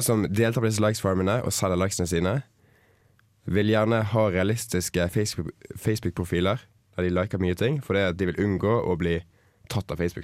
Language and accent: Norwegian; Bergen, Vestland, Norway; moved away; hjemme i Bergen